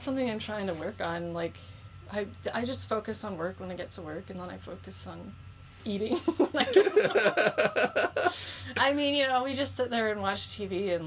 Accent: Southwest Florida, United States; now in New York, United States; I grew up in Florida, like Southwest Florida, close to the beaches

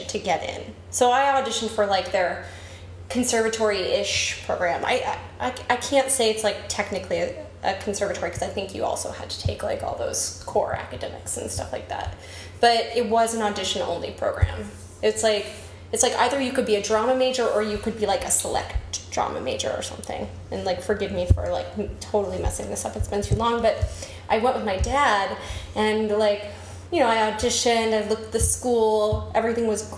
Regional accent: Arlington, Texas, United States; moved away; I grew up in Arlington, Texas, which is right in between Dallas and Fort Worth

